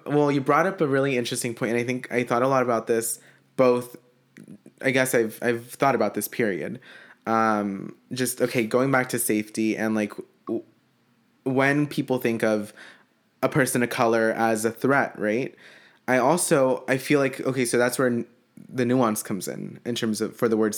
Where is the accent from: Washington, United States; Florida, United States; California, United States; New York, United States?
California, United States; born or raised there; also born or lived in Mexico